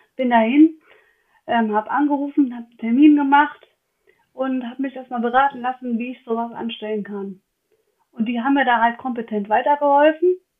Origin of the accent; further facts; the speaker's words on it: Westerwald, Rhineland-Palatinate, Germany; ich bin aus dem Westerwald